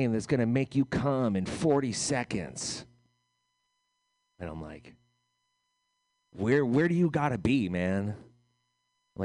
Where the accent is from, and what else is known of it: United States